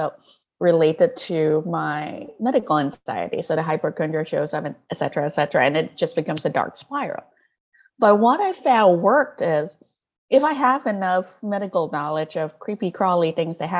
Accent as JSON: {"language": "English", "country": "Malaysia", "tie": "born or raised there", "second_language": "English", "said": "I grew up in Malaysia, and Malaysia is a deeply multicultural place."}